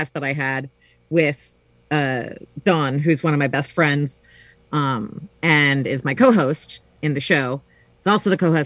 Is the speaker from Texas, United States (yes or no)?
yes; San Antonio, Texas, United States; I grew up in San Antonio with all my aunts and uncles